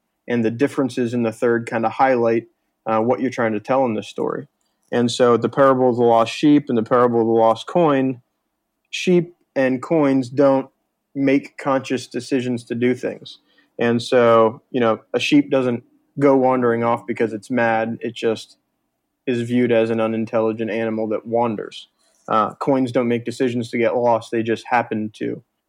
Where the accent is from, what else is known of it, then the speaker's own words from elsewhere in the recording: North, Northern United States, United States; accent: Northern; I don't have the Southern twain like you both have, so I'll leave it to my Northern accent up here.